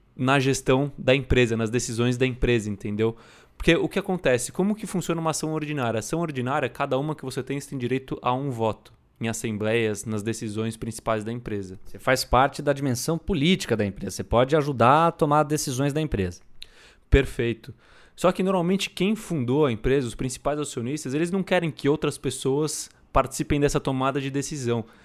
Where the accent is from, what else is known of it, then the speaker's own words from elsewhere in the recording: Brazil; a gente é brasileiro